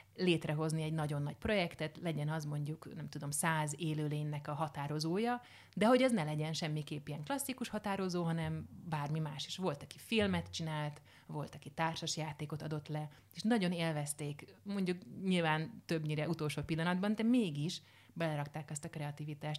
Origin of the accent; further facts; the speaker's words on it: Hungary; a magyar mentalitás, hogy már pedig megszenvedünk, tehát hogy bármi, ezeket mind, hát ebben nőttem föl, mint hogy mindannyian